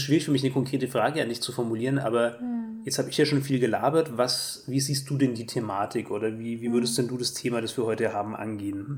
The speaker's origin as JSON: {"language": "German", "country": "Germany", "also_born_or_lived": "Erlangen", "said": "als Deutscher"}